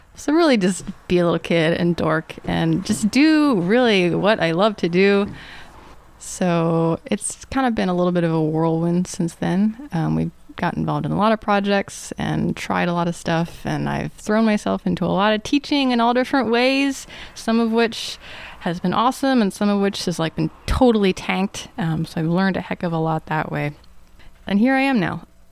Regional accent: Atlanta, Georgia, United States; I grew up in the Atlanta suburbs, like old suburbs, so lots of woods.

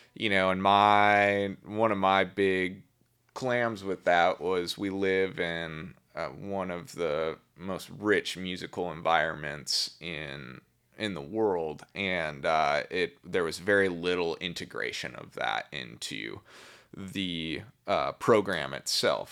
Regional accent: Milwaukee, Wisconsin, United States; I grew up in Milwaukee, Wisconsin, a suburb

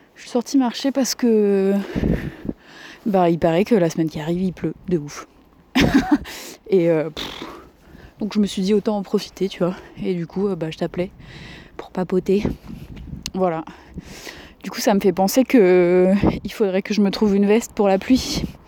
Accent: Provence-Alpes-Côte d'Azur, France; j'ai grandi en Provence

